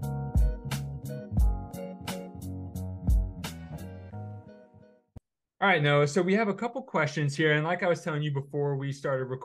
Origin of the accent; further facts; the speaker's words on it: New Jersey, United States; moved away; I'm from New Jersey